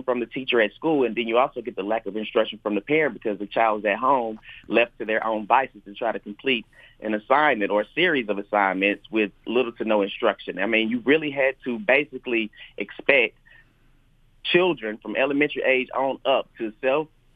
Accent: Athens, Georgia, United States; I grew up here in Athens, been an Athens resident all of my life

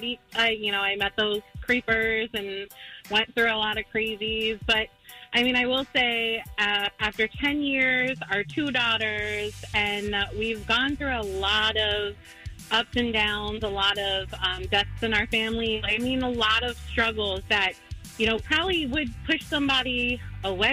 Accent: Maryland, United States; moved away; I'm originally from Maryland

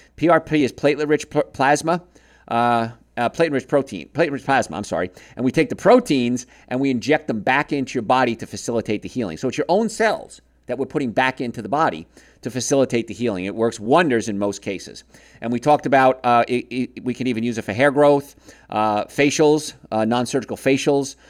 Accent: Marietta, United States; my hometown of Marietta

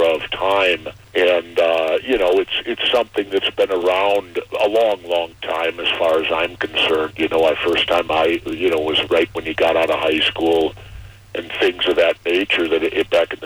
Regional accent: Minneapolis, Minnesota, United States; I grew up in South Minneapolis in the city

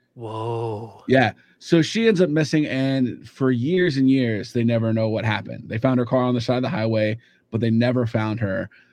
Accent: Kansas City, United States; I grew up in Kansas City

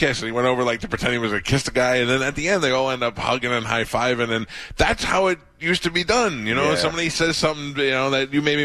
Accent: New York City, New York, United States; I grew up in Staten Island.

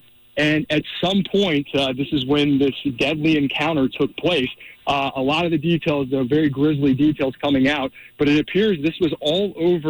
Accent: East Cobb, Georgia, United States; I grew up in East Cobb, so I actually went to high school with his daughter.

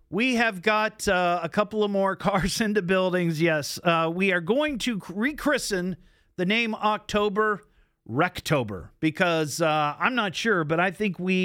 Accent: Beavercreek, Ohio, United States; Beaver Creek, my hometown

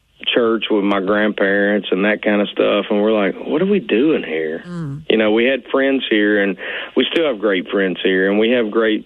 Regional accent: Arkansas, United States; also born or lived in Nashville, Tennessee; we moved back home to my hometown

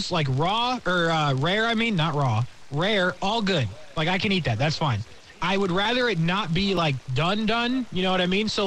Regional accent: Indiana, United States; I'm from Indiana.

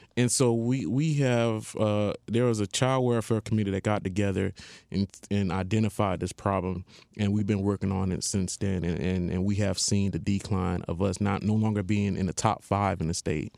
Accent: Haiti; moved away; I'm originally from Haiti

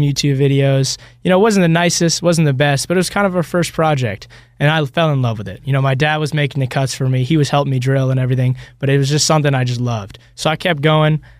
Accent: Ireland; now in Alpharetta, United States; I was born in, uh, Ireland, but currently me and my two partners, we're all living

